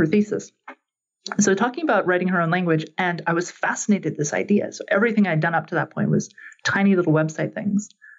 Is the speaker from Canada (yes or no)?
yes; Canada; growing up in Canada